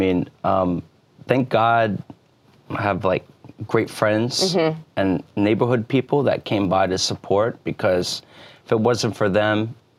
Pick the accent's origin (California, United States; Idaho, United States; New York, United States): New York, United States; New York City; also born or lived in Wantagh, Long Island, New York; I grew up on Spring. Elizabeth and Mott